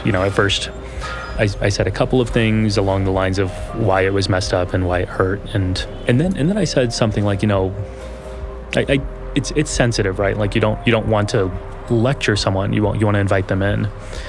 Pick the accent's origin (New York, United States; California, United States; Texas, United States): Texas, United States; accent: Texas; A lot of the times, I'll put on my Texas accent, which I...